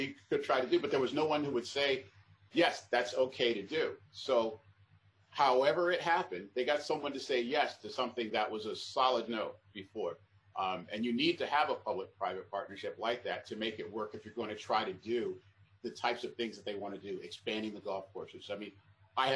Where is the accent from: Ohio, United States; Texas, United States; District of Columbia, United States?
District of Columbia, United States; Washington; although I grew up in Northwest, I was born about a 5 wood away from the back fence of hole number 7 over there on Bladensburg Road